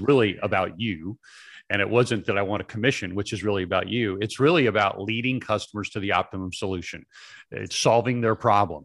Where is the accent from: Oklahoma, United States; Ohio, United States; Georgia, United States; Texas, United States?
Georgia, United States; Atlanta; I was born in Atlanta.